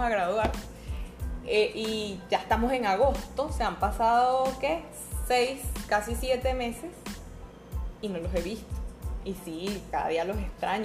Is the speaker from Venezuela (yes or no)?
yes; San Cristóbal, Táchira, Venezuela; moved away; yo soy de San Cristóbal